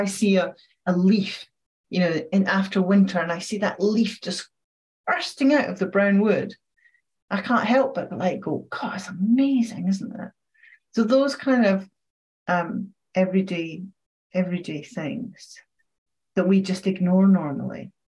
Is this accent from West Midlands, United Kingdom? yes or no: no; Scotland, United Kingdom; I'm Scottish